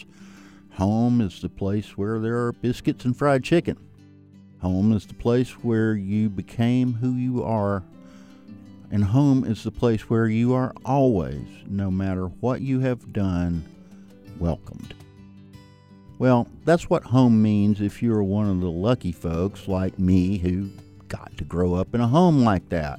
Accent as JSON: {"language": "English", "region": "the South", "country": "United States", "said": "I feel quite comfortable in my own very Southern skin"}